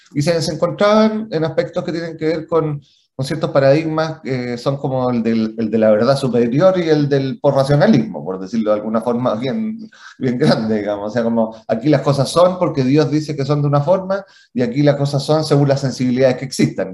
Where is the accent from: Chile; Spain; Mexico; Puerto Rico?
Chile; como chilenos